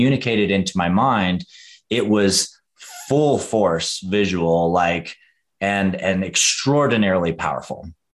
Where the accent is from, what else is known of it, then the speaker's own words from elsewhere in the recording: Western North Carolina, United States; I grew up in Western North Carolina